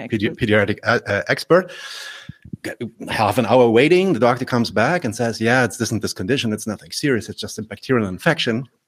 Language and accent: English; Berlin, Germany; I'm German born. I'm from Berlin.